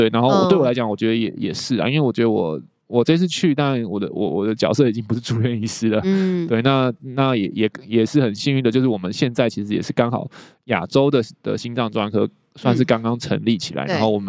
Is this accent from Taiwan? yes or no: yes; Taiwan; 但是像可能我们台湾人，我们的我们的考试就会说，我们的重点就是要去判断出那个分型